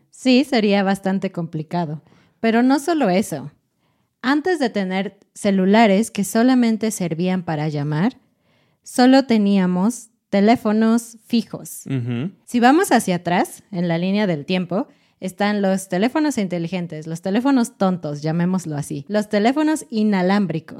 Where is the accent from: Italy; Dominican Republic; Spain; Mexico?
Mexico; los mexicanos generalmente llegan tarde, llegamos tarde